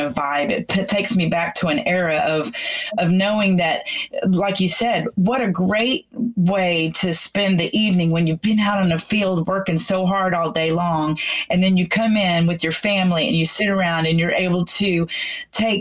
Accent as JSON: {"language": "English", "town": "McKinney", "region": "Texas", "country": "United States", "tie": "born or raised there", "also_born_or_lived": "Florida / Louisiana", "said": "this is my hometown, McKinney, Texas"}